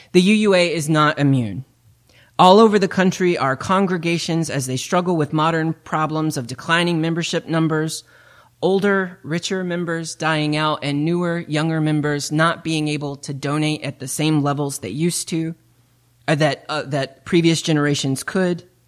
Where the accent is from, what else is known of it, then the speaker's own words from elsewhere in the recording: East Tennessee, United States; moved away; I come from East Tennessee